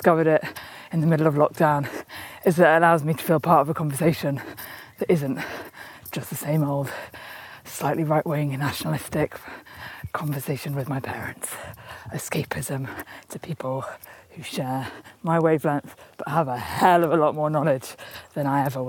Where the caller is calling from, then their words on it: South East England, United Kingdom; I'm listening from Hampshire, lovely wood.